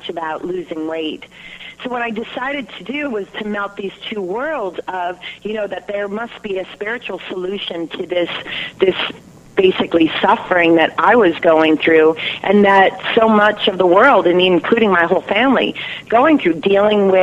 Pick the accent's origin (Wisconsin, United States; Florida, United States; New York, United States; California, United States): California, United States; I come from California, family of 11 children